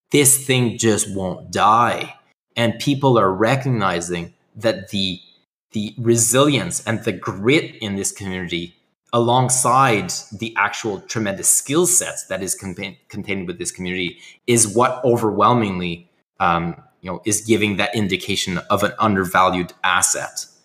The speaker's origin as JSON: {"language": "English", "country": "Canada", "said": "I'm Canadian"}